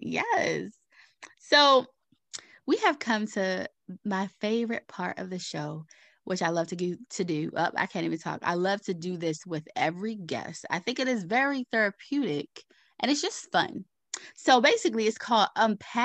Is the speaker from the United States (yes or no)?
yes; Baltimore, Maryland, United States; I grew up in Baltimore City, I actually grew up on the East Side